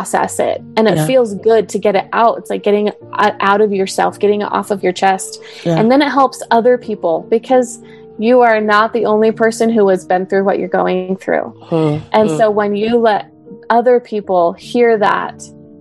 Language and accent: English; Idaho, United States; moved away as an adult; also born or lived in Utah; I grew up in LDSville in Idaho